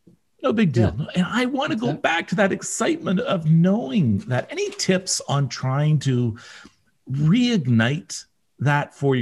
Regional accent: Northern Ontario, Canada; I grew up in Northern Ontario. We didn't have a lot of big buildings.

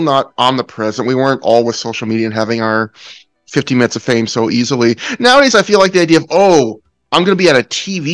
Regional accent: Canada; also born or lived in British Columbia; as a Canadian

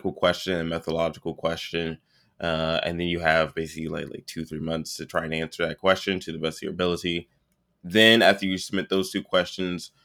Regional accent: Prince George's County, Maryland, United States; born or raised there

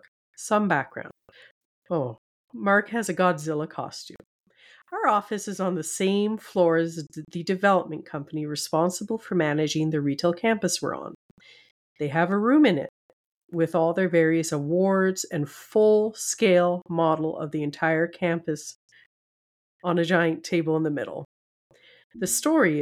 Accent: Canada; we are Canadian girls

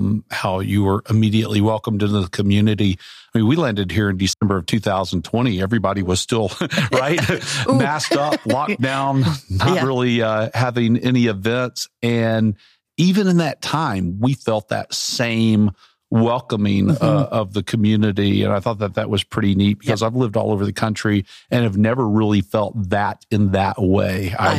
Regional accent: Arkansas, United States; moved away; growing up in Arkansas, I grew up in Central Arkansas.

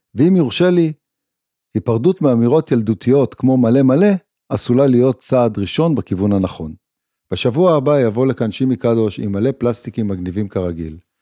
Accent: Israel; הצורך הבסיסי שלנו כישראלים

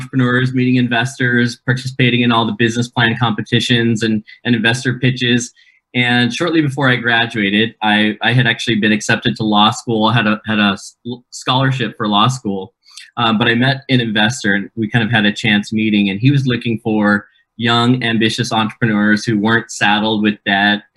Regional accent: Keizer, Oregon, United States; moved away as an adult; also born or lived in Provo, Utah; my hometown of Kaiser, Oregon

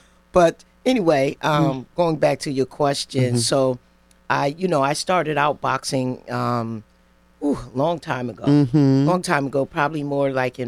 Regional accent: New Haven, Connecticut, United States; I grew up right here. I'm a New Haven native.

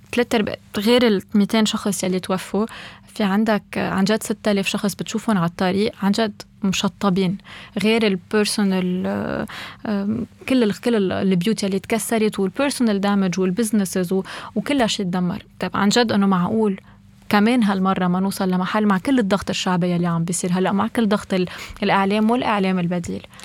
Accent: Lebanon; نحن كلبنانيه

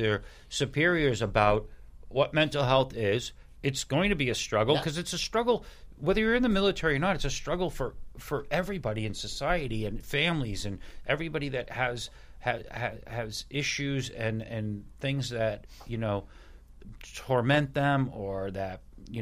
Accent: Hingham, Massachusetts, United States; I graduated high school with Keith. I'm from Hingham

